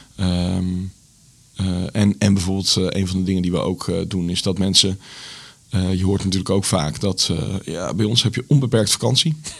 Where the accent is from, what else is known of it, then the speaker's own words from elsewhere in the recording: Zutphen, Gelderland, Netherlands; moved away as an adult; also born or lived in Enschede; now in Zwolle, Netherlands; Ik kom oorspronkelijk uit Zutphen.